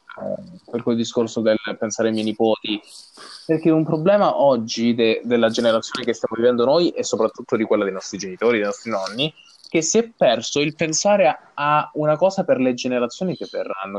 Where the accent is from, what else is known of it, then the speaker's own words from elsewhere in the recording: Placanica, Calabria, Italy; moved away; quando si fa sera a Placanica, dove non, sono, dove non c'è inquinamento eh, luminoso